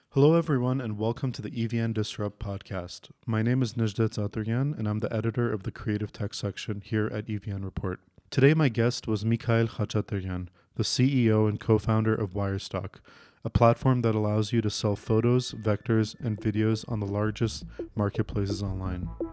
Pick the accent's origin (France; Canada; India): Canada; moved away; I'm from Canada originally